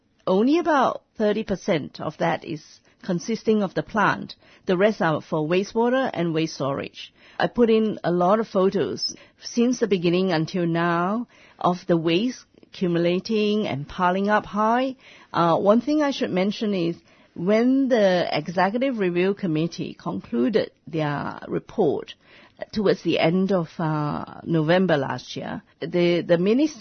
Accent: near Kuantan, Pahang, Malaysia; now in Australia; near the port of Kuantan, just near my hometown

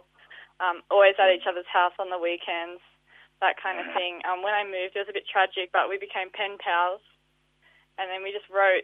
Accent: Kempsey, New South Wales, Australia; I was born in Kempsey

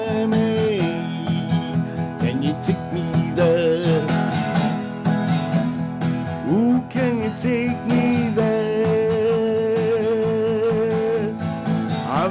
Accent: Melbourne, Victoria, Australia; also born or lived in Horsham / Dimboola; I was born in Horsham, spent the first 2.5 years in Dimboola, and then they put my brother, my sister, myself on a train and sent us to Melbourne.

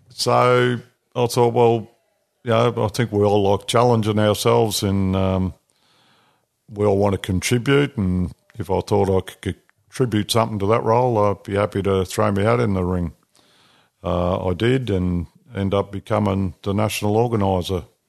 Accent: New South Wales, Australia; moved away; also born or lived in Northern Territory / Victoria; I was born in New South Wales

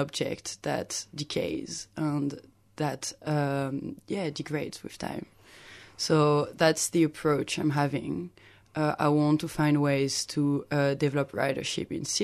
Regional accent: Lyon, Auvergne-Rhône-Alpes, France; now in Melbourne, Australia; my hometown of Lyon

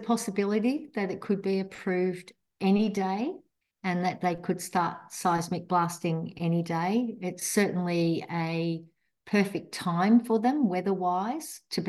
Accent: Apollo Bay, Victoria, Australia; Apollo Bay, my hometown

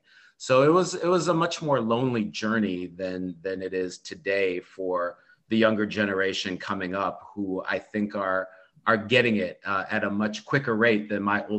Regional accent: United States; Although I was born here in the United States

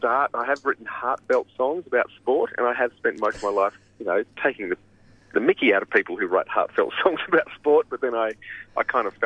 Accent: Canberra, Australian Capital Territory, Australia; I'm born and raised in Canberra, so I'm a child of the Federation.

